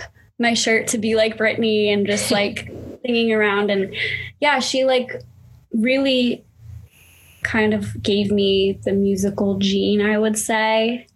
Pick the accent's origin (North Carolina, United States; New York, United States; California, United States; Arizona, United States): Arizona, United States; I grew up in Arizona